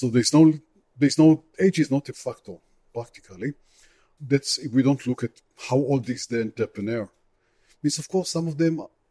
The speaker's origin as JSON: {"language": "English", "country": "Israel"}